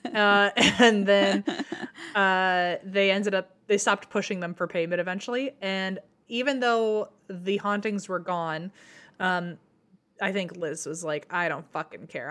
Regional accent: Fredericksburg, United States; My hometown name, we're called Frederick's Burgers

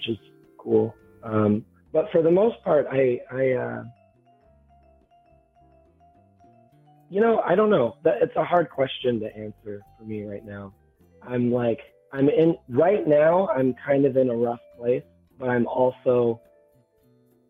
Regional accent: Minnesota, United States; I'm from Minnesota, and I've spent most of my time in Minnesota

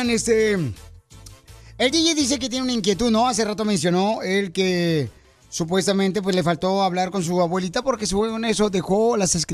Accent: Monterrey, Nuevo León, Mexico; que no es de rancho como yo, que yo soy de Monterrey

